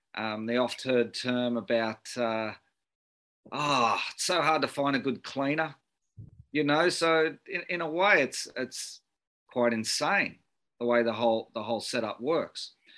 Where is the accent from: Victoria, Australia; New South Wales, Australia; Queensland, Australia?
New South Wales, Australia; Sydney; I, I grew up in Beecroft in uh, Sydney's um, norwest.